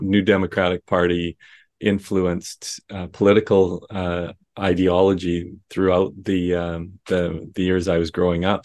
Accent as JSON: {"language": "English", "region": "Saskatchewan", "country": "Canada", "tie": "born or raised there", "said": "growing up in Saskatchewan"}